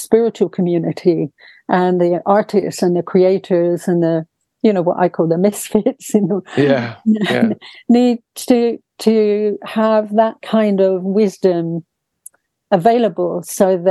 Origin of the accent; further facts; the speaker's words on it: England, United Kingdom; coming from a very quiet English family